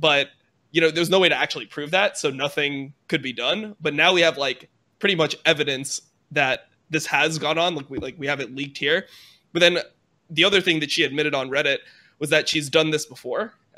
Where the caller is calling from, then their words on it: Santa Monica, California, United States; I'm calling from Santa Monica.